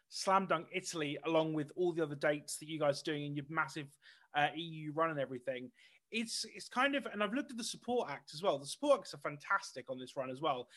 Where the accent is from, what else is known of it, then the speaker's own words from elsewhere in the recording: United Kingdom; being a British person